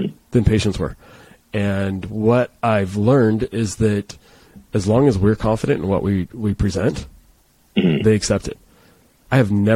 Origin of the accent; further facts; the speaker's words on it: San Diego, California, United States; I'm from San Diego